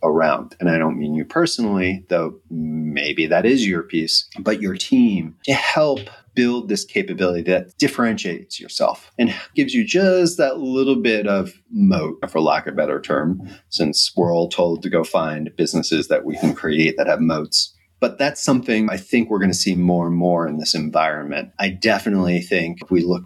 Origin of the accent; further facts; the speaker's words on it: United States; moved away as an adult; as an American living abroad